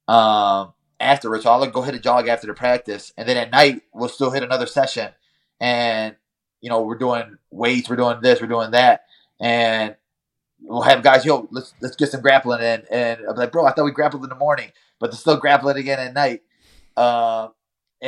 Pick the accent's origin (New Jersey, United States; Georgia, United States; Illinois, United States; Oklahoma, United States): Illinois, United States; Chicago; I'm from Chicago.